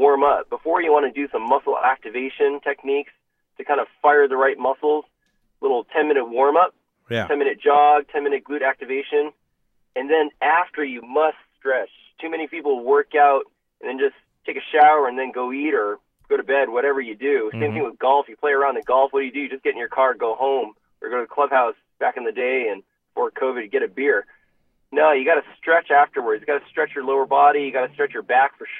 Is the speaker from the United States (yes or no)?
yes; Boston, Massachusetts, United States; I was born and raised in Boston